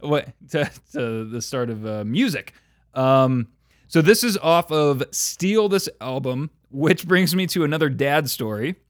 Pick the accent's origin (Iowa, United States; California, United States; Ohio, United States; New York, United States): California, United States; Oakley; I was from Oakley?